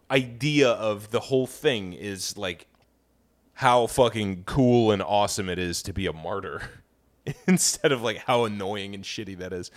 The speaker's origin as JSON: {"language": "English", "region": "Kansas", "country": "United States", "said": "I come from Kansas. We're wheat-growing dipshits"}